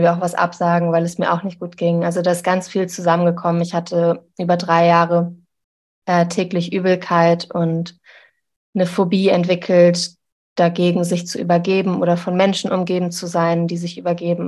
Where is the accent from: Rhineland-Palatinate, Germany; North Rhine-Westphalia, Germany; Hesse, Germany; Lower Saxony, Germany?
Lower Saxony, Germany; Zeven; in einer Kleinstadt, wo ich aufgewachsen bin, in Zeven